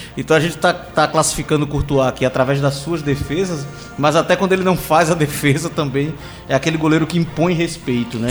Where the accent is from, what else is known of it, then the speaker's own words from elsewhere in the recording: Brazil; enquanto brasileiro